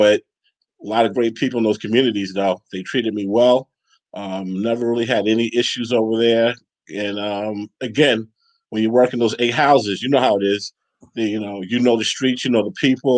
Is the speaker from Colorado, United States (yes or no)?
no; Great Neck, New York, United States; I grew up in Great Neck, which is predominantly Jewish